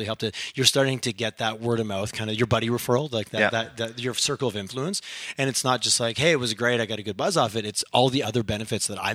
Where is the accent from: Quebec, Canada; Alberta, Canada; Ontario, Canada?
Quebec, Canada; Montreal; I grew up in back east and I grew up in Montreal